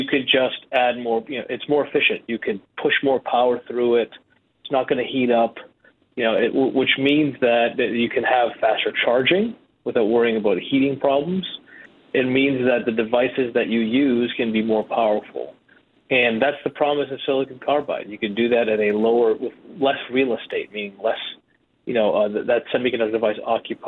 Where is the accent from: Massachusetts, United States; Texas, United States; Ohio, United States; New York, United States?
Massachusetts, United States; Boston; I grew up in Boston.